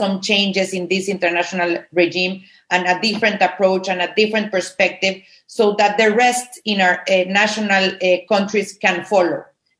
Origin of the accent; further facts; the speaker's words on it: Mexico; I am from Mexico.